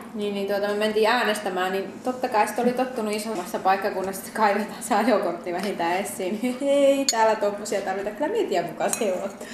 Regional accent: Rovaniemi, Lapland, Finland; moved away as an adult; also born or lived in Tornio / Posio; now in Sattanen, Finland; minä olen kotosi Rovaniemeltä itse

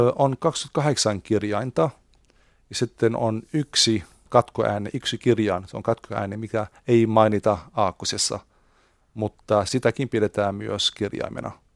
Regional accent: Beirut, Beirut Governorate, Lebanon; Finnish is a second language; now in Finland; meillä, mistä minä olen kotoisin, Libanonista Beirutissa

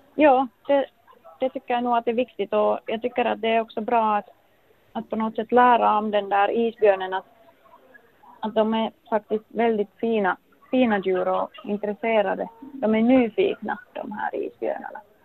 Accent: Finland; moved away as an adult; now in Longyearbyen, Norway; som vi gör hemma i Finland

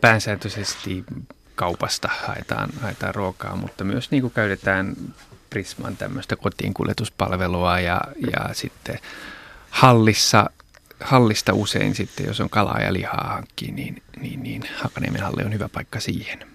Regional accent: Japan; now in Finland; mähän itse olen kasvanut Japanissa

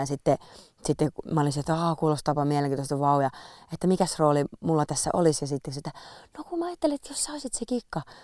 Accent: Ylöjärvi, Pirkanmaa, Finland; mä oon Ylejärveltä kotosi

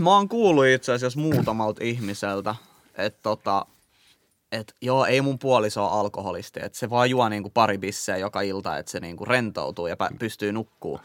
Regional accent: Helsinki, Uusimaa, Finland; mä oon kasvanut Kontulas.

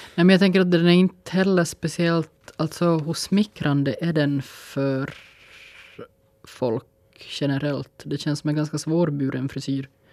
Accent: Finland; som finnar

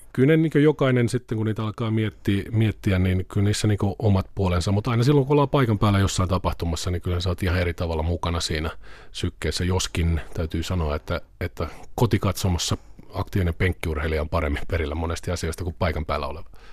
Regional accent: Vantaa, Uusimaa, Finland; ihan pikkupoikana mä aloitin tota, Vantaalla asuin Martinlaaksossa, aloin Vantaan Salamissa yleisurheilemaan varmaan niin tuolla järjestäytyneesti 8-9-vuotiaana

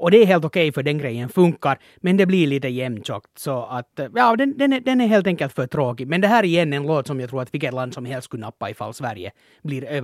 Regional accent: Finland; man som finländare borde flagga

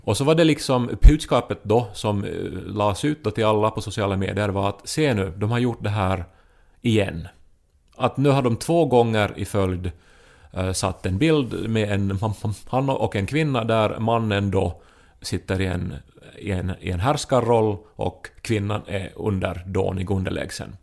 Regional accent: Pedersöre, Ostrobothnia, Finland; moved away as an adult; also born or lived in Turku; now in Helsinki, Finland; när jag var liten och, och i Pedersöre, man använde ju verkare till vardag och fest

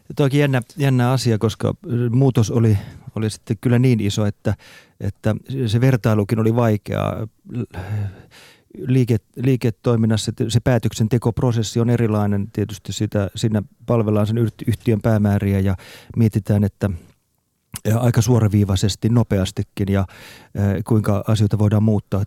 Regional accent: Ostrobothnia, Finland; moved away; also born or lived in Central Europe; Mä olen kotoisin Pohjanmaalta alun perin

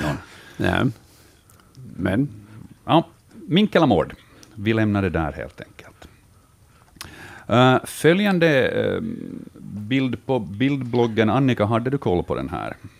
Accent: Finland; vi finländare

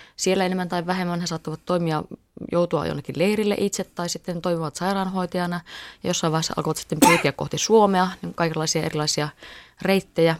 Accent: Rovaniemi, Lapland, Finland; kyllä mä oon siis Lapista, olen kotoisin Rovaniemellä asunut lapsuuteni

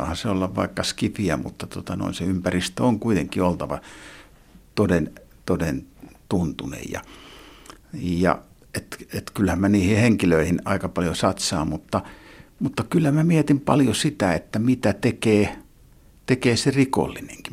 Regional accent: Lahti, Päijät-Häme, Finland; Mä vietin lapsuuteni, lapsuuteni täällä Lahdessa

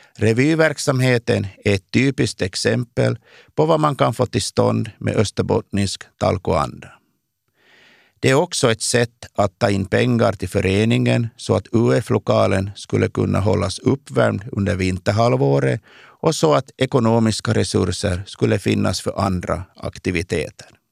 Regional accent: Kristinestad, Ostrobothnia, Finland; moved away as an adult; also born or lived in Vaasa, Finland / Oslo, Norway; now in Stockholm, Sweden; I gemenskapen i byn Påskmark, där jag växte upp

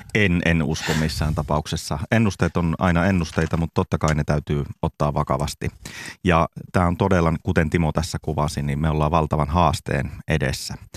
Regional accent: Lapland, Finland; me Lapissa

